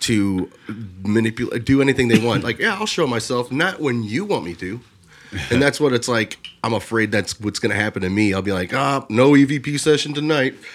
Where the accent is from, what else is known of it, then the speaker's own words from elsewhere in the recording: Lorain, Ohio, United States; I'm from Lorraine